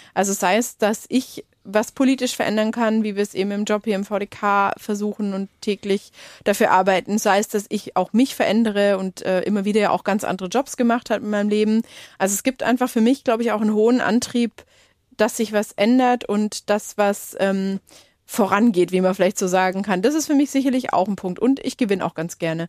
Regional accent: Lake Constance, Baden-Württemberg, Germany; da bin ich aufgewachsen am Bodensee, so richtig auf dem Land

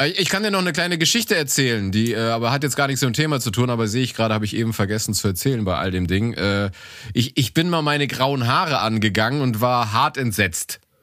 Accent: Cologne, North Rhine-Westphalia, Germany; accent: Kölsch; now in Munich, Germany; wenn ich den Kölschen Dialekt höre, dass ich, da ich das ja mit Heimat verbinde

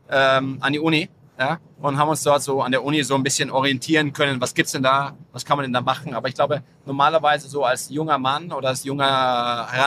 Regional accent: Munich, Bavaria, Germany; also born or lived in Nuremberg; also ich bin, ich bin in München geboren, ich bin in München zur Grundschule gegangen, ich bin dann mit meinen Eltern nach Nürnberg gezogen.

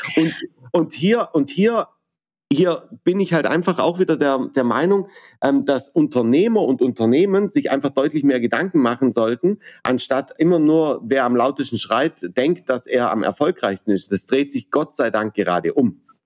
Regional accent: Baden-Württemberg, Germany; vor allem bin ich Badener

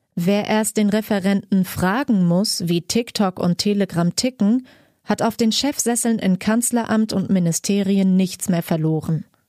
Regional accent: Germany; bei uns in Deutschland

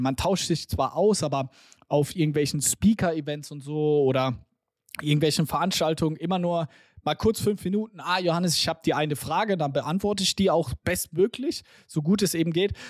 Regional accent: Germany; wir als Deutsche

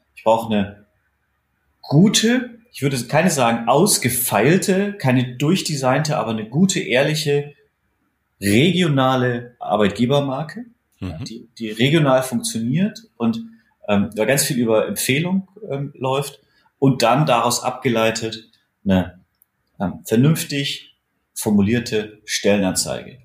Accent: Erlangen, Bavaria, Germany; meine Heimatstadt Erlangen

